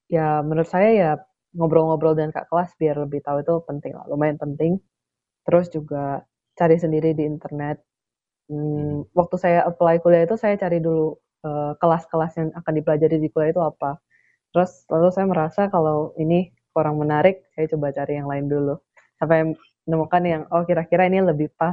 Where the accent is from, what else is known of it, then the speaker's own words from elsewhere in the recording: Pontianak, West Kalimantan, Indonesia; bikin video yang untuk promosi Tugu Katulistiwa itu salah satu ikon di kota asal saya Kalimantan Barat, Pontianak.